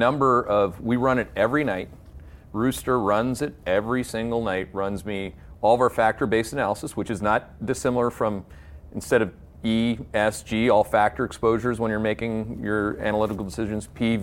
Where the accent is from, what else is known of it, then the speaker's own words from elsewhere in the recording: Canada; now in United States; I take great pride as a Canadian.